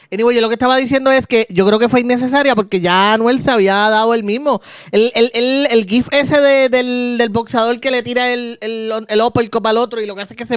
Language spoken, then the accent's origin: Spanish; Ponce, Puerto Rico; yo vivía en Ponce, Ponce.